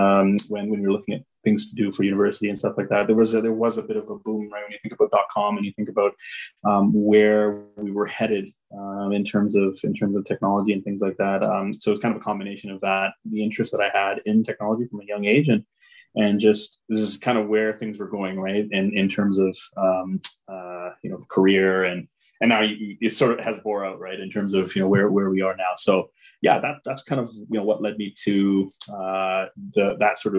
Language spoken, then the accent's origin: English; Toronto, Ontario, Canada; also born or lived in Bangalore, India; I grew up in Toronto. So, in Toronto Scarborough area